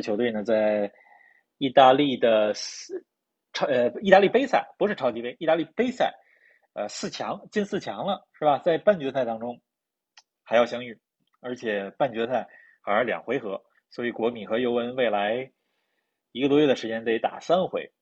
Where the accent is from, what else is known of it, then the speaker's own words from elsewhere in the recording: Beijing, China; 我和林子都是在北京长大，我们从小关注的球队都是北京国安